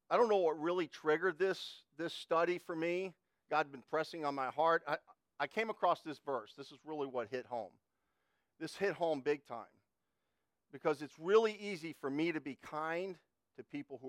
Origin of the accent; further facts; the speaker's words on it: United States; I grew up in Connecticut, New York